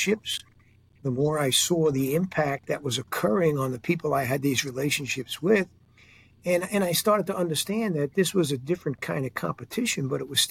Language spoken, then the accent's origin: English; New York City, New York, United States; a kid growing up in Queens, New York